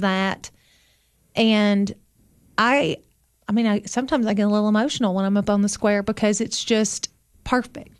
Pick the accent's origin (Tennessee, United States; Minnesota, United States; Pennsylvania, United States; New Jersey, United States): Tennessee, United States; Sparta; also born or lived in Overton County, Tennessee; I grew up in Sparta